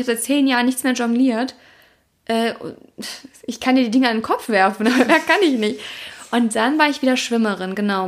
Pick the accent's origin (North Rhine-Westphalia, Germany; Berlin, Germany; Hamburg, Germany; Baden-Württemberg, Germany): North Rhine-Westphalia, Germany; Heinsberg; now in Cologne, Germany; Ich komme ja aus Kreis Heinsberg